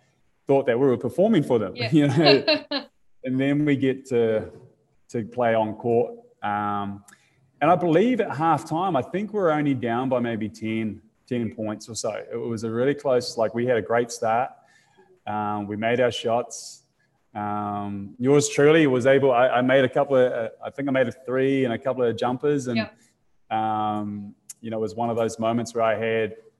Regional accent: New Zealand; being a New Zealander

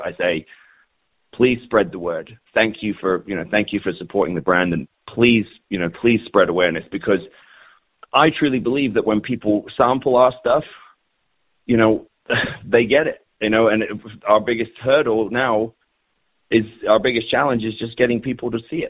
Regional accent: United Kingdom; I'm British

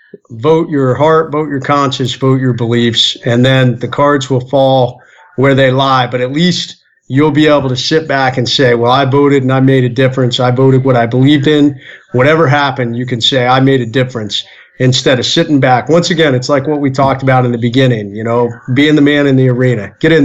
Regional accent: North Carolina, United States; You know, I grew up in North Carolina, off and on. I mean, I grew up everywhere.

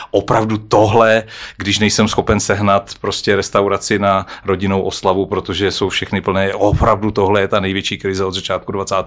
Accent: Czechia; jsme my Češi

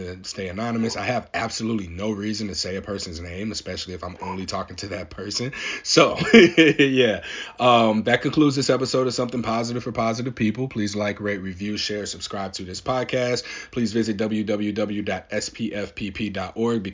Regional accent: St. Louis, Missouri, United States; now in Portland, United States; I live in Portland, Oregon. I'm from St. Louis, Missouri.

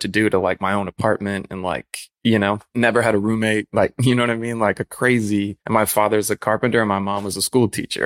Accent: Chicago, Illinois, United States; moved away as an adult; also born or lived in Grand Rapids, Michigan; I was born in East Hazelcrest, lived all over, like, Chicago Heights, Park Forest, and Homewood

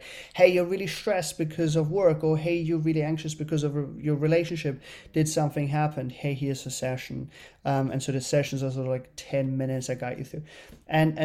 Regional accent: Germany; moved away as an adult; now in New York, United States; I grew up in Germany as an only child

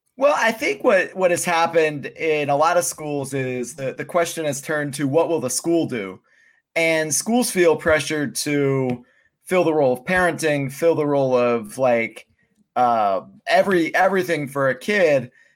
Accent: Pennsylvania, United States; moved away as an adult; Pennsylvania does a lot right. Um, that's why I moved out when I was 18

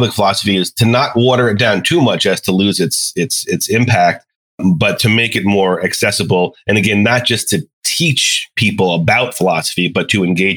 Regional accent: New York, United States; now in Charlotte, United States; I'm originally from New York

